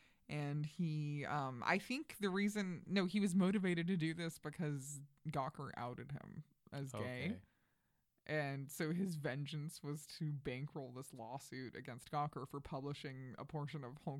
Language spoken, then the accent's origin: English; Flushing, New York, United States; now in New York, United States; Right. Yeah. No, I'm from Queens. I'm from Flushing. But my parents, my dad was from Williamsburg, Brooklyn, and my mm-hmm. mom was from the Bronx.